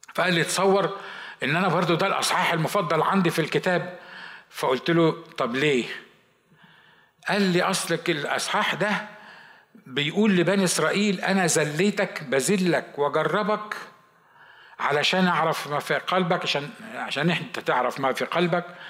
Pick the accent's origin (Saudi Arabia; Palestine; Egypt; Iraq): Egypt; moved away as an adult; now in United States; عندنا في مصر